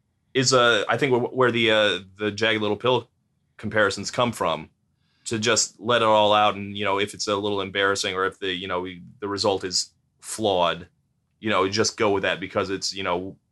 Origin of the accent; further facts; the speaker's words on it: United States; As an American